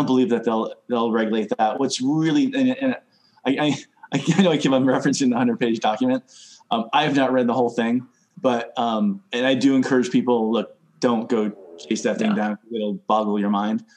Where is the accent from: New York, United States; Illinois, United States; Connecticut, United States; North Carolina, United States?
Connecticut, United States; I come from Connecticut. We had an above ground pool when I was growing up